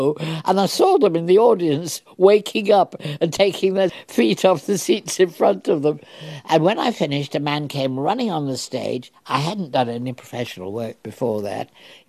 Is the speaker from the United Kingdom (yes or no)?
yes; Leeds, Yorkshire and the Humber, United Kingdom; moved away as an adult; also born or lived in New York; I lived in Leeds with my mother. I'm a Yorkshire girl